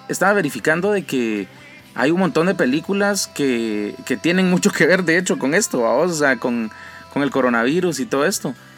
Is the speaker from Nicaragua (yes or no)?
no; Guatemala; nosotros como guatemaltecos